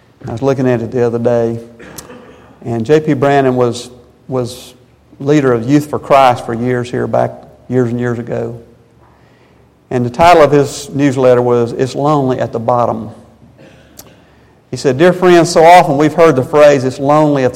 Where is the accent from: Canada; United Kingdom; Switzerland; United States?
United States; Spartanburg, South Carolina; we're from South Carolina